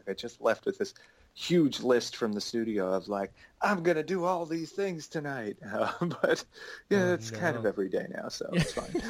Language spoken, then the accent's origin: English; Long Island, New York, United States; I was born and raised on Long Island.